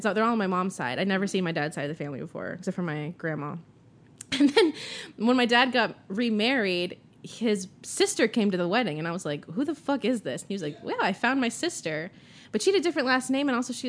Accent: Austin, Texas, United States; I have one that's just my birth certificate. And then I have one that's two times bigger that says I'm a native Texan.

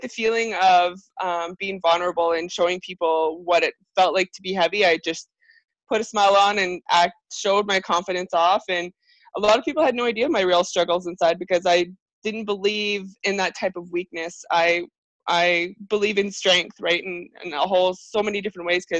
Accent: Airdrie, Alberta, Canada; I'm from Airdrie, Alberta

